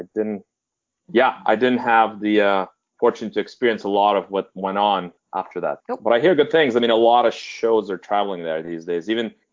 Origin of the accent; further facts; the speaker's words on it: Vilnius, Lithuania; moved away; I'm from Lithuania, so naturally I think I haven't lived in Lithuania